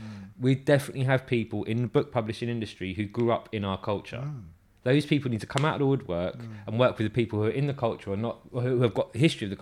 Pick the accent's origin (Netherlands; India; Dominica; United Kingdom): United Kingdom; England; I think there's something in us as English people and the way that we're not American